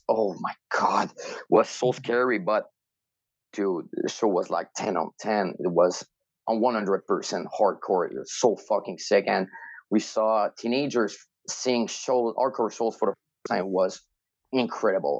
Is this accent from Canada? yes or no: yes; Rimouski, Quebec, Canada; now in Montreal, Canada; it was in my hometown and Jean Gab's hometown, Rimouski